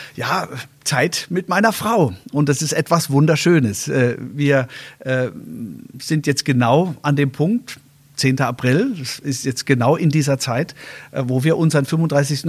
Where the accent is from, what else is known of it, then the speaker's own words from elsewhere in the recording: Germany; als Land, als, äh, als Deutsche